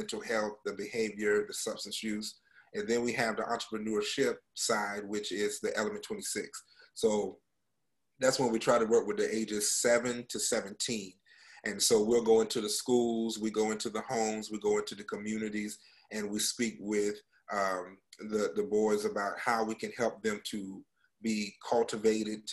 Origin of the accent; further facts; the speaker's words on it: North Carolina, United States; moved away as an adult; also born or lived in Oklahoma / Central Florida; now in Florida, United States; I was born and raised in North Carolina